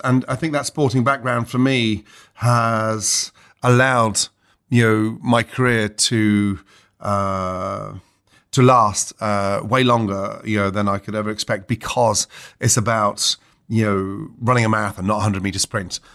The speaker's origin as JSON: {"language": "English", "town": "Stratford-upon-Avon", "region": "West Midlands", "country": "United Kingdom", "tie": "born or raised there", "said": "I grew up in Stratford upon Avon"}